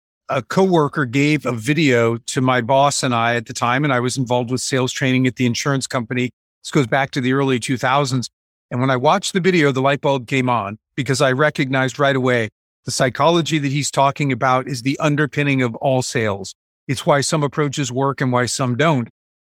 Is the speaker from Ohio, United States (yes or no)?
yes; Ohio, United States; also born or lived in Honolulu, Hawaii / New York / California / Connecticut; I grew up all over the place. I was born in Honolulu, Hawaii. I lived in several spots in New York, several spots in California, Connecticut, ultimately Ohio. And all of that happened by the time I was a teenager.